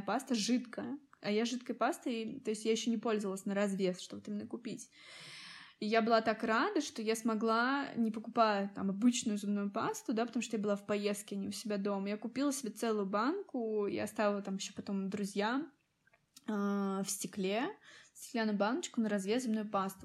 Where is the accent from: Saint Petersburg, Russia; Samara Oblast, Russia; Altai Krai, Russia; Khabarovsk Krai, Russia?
Samara Oblast, Russia; Tolyatti; moved away; и сама я из Тольятти.